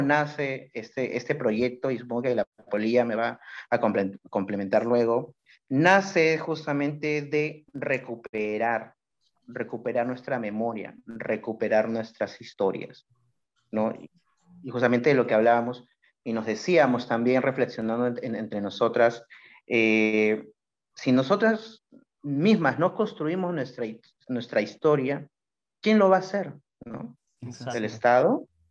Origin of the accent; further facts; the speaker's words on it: Callao, Peru; soy del Callao